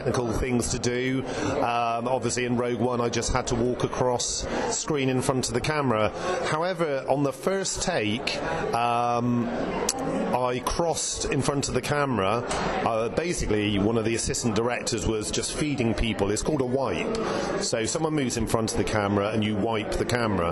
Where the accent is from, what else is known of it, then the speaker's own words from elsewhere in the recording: Bristol, South West England, United Kingdom; moved away; I'm going off to Panto in Bristol, my hometown